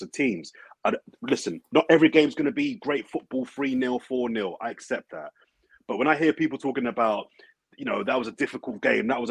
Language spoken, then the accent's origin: English; London, United Kingdom; we're from London